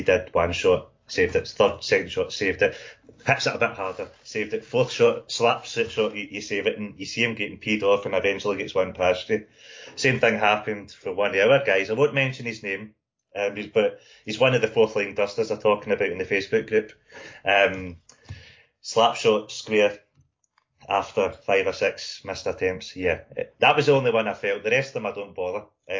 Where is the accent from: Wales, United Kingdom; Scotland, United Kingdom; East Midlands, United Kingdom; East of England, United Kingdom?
Scotland, United Kingdom; Paisley; from Paisley. That's like the Paisley Glasgow divide and all that as well.